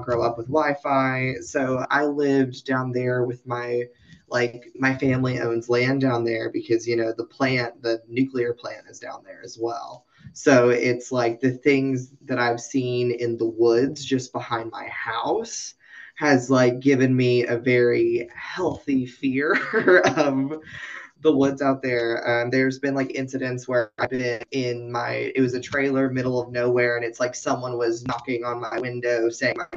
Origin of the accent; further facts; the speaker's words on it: Knoxville, Tennessee, United States; I'm from the Appalachian Mountains. I'm from Tennessee.